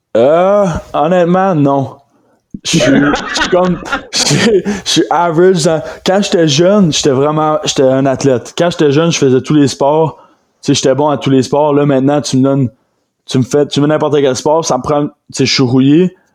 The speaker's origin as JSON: {"language": "French", "town": "Rimouski", "region": "Quebec", "country": "Canada", "said": "je viens de Rimouski"}